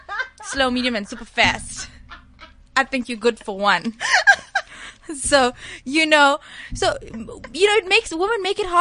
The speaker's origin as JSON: {"language": "English", "country": "India", "said": "you know I'm Indian, so they were a little bit conservative."}